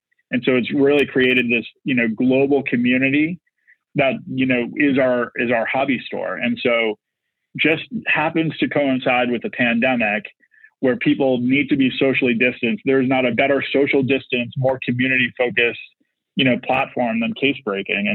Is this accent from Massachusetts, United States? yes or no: yes; Boston, Massachusetts, United States; I'm from Boston